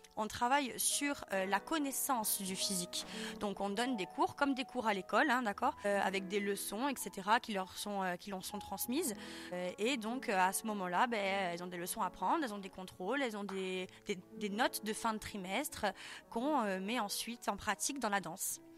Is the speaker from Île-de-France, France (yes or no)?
no; Ajaccio, Corsica, France; also born or lived in Corte; je suis originaire d'Ajaccio